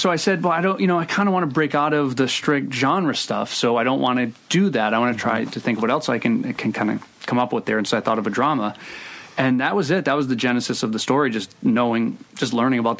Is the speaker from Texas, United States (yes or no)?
no; Providence, Rhode Island, United States; I grew up in Providence. I still live in Providence.